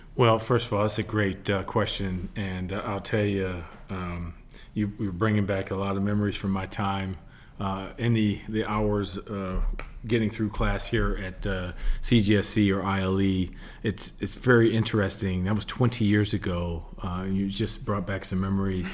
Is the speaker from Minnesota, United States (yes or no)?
no; Milwaukee, Wisconsin, United States; moved away; as a kid growing up in Milwaukee, Wisconsin